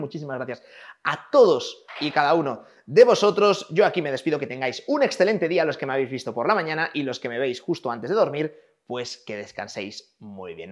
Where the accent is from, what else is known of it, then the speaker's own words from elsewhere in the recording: Valladolid, Castile and León, Spain; yo nací en Valladolid